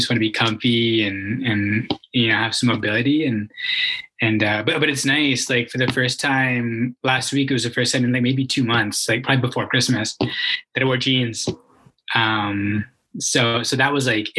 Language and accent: English; Calgary, Alberta, Canada; I'm born and raised in Calgary, Alberta, one of the few, like a rare breed these days